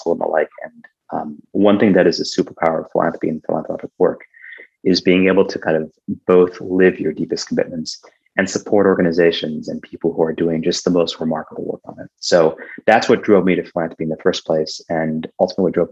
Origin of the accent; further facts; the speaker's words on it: Iowa, United States; when I was growing up in Iowa